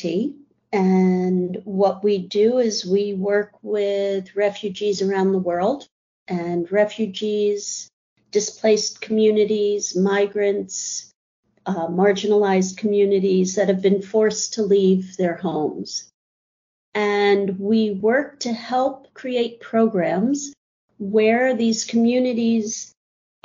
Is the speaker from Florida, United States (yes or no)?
no; New York City, New York, United States; also born or lived in Columbus, Ohio / France / Minneapolis; I was born in New York City, stayed here through college, before college, through high school